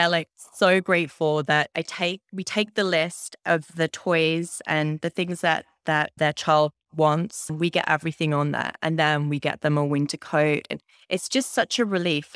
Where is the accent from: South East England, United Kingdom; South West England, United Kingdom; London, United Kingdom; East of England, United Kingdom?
East of England, United Kingdom; Cambridge; moved away as an adult; now in Windsor, Canada; I'm from Cambridge in the U K